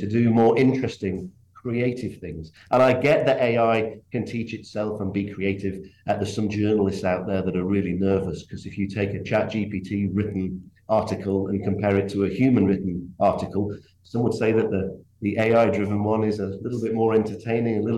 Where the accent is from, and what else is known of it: England, United Kingdom